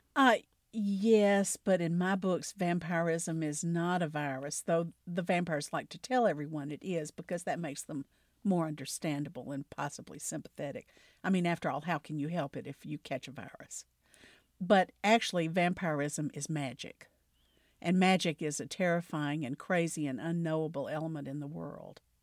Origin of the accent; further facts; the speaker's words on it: the Delta part of Mississippi, United States; I grew up in the South. I grew up in the Delta part of Mississippi